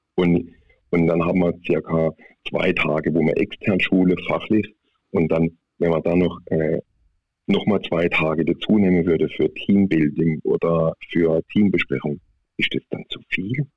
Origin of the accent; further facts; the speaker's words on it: Baden-Württemberg, Germany; accent: Swiss German; ich komme aus Südbaden. sage ich mal, ich bin ein Halbschweizer, weil ungefähr 20 Kilometer vor der Schweizer Grenze bin